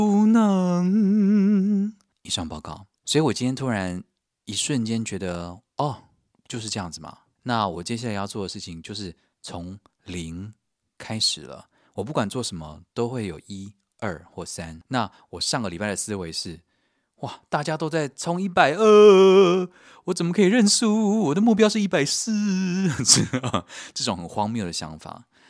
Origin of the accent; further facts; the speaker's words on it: Taiwan; 我是从台湾来的啊